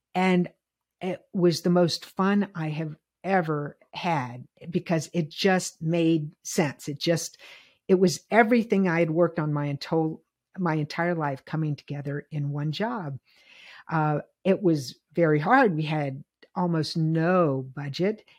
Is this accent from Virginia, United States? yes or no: yes; Virginia, United States; moved away; I'm from the South. I grew up in integration.